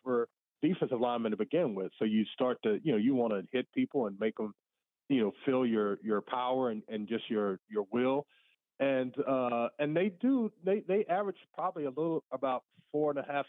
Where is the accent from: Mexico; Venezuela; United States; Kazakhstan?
United States; the South; I grew up in the South